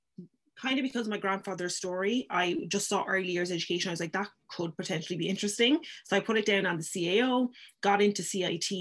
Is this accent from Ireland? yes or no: yes; Cork, Munster, Ireland; also born or lived in Paris / London / Nigeria; I spent more years in Nigeria, and I moved to Ireland then when I was about six